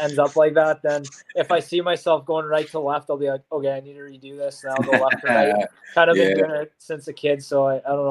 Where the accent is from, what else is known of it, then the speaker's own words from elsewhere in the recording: Saskatchewan, Canada; now in Portland, United States; I'm from Saskatchewan